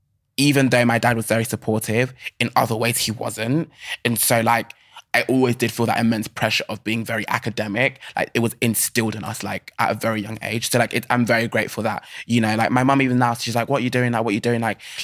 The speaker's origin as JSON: {"language": "English", "country": "Germany", "tie": "born there", "said": "I'm a first generation Nigerian. Like I was born in Germany. Long story. But I was born in Germany."}